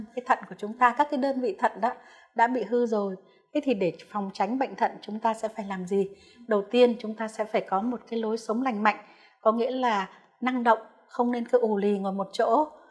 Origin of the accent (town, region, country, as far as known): Vietnam